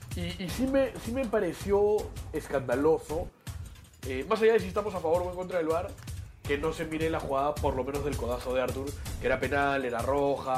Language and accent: Spanish; Peru; somos los peruanos